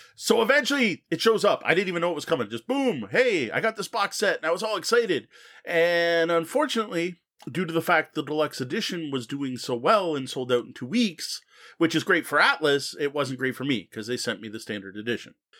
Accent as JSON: {"language": "English", "country": "Canada", "said": "As a Canadian"}